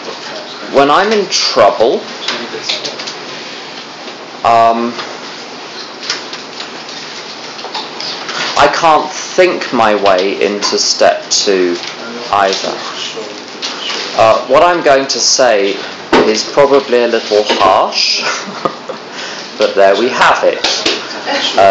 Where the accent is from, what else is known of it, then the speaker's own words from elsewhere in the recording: England, United Kingdom; I'm from England